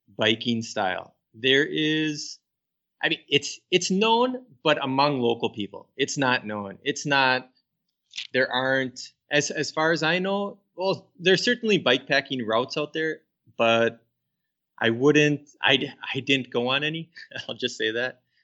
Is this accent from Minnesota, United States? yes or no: yes; Minnesota, United States; I grew up here in Minnesota